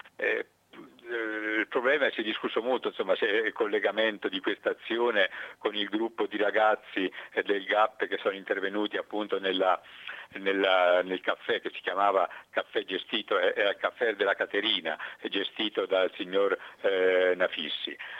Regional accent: Gubbio, Umbria, Italy; a noi ci dicono spesso quando i lupi di Gubbio

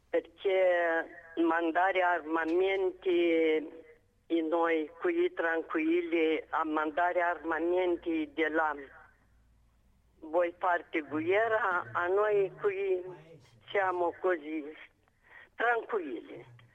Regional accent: Moldova; Italian is a second language; moved away as an adult; now in Padua, Italy; io sono moldava.

